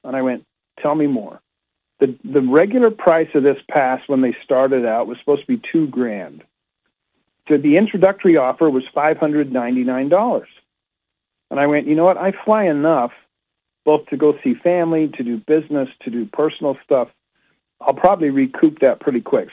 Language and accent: English; Utah, United States; now in Rockville, United States; I was raised in Utah